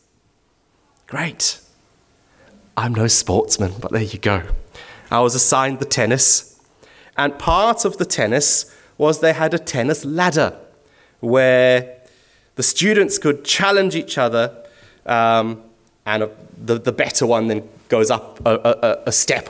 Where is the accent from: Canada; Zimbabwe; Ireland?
Zimbabwe; moved away; I'm originally from Zimbabwe